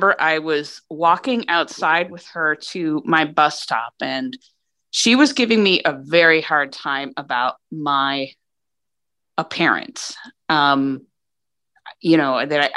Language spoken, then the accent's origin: English; New Hampshire, United States; I grew up in New Hampshire